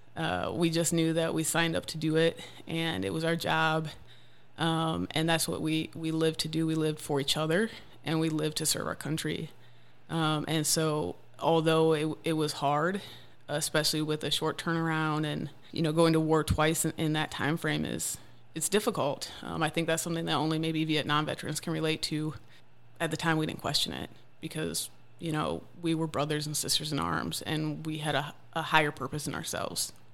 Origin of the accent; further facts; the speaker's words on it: Wisconsin, United States; moved away as an adult; now in Tennessee, United States; I grew up mainly in Wisconsin